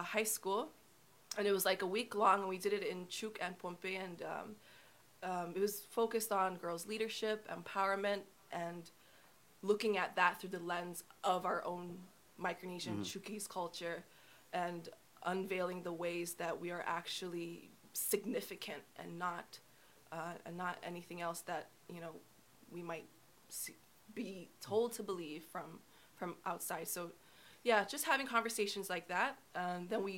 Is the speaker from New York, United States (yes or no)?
no; Hawaii, United States; I spent a good part of my childhood growing up in Hawaii